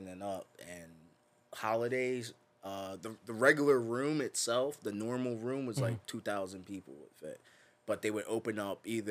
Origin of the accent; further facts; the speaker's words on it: New Jersey, United States; also born or lived in Philadelphia, Pennsylvania; now in Orlando, United States; I grew up in Jersey. I grew up in a small town in Jersey. Probably not really famous for anything besides like it just being close to Philly